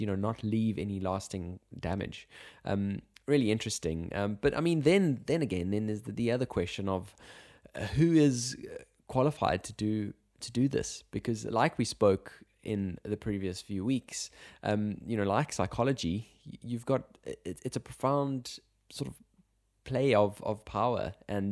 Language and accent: English; South Africa; being South African